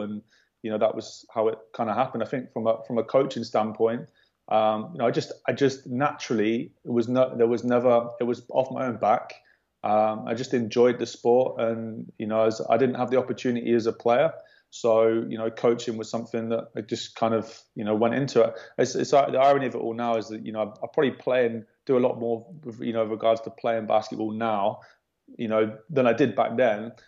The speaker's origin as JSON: {"language": "English", "town": "Worcester", "region": "West Midlands", "country": "United Kingdom", "said": "I'm from Worcester"}